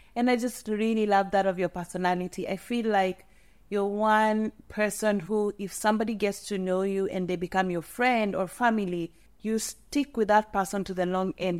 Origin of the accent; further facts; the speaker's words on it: Molo, Nakuru County, Kenya; growing up in Molo, you really have to know basic Kikuyu words.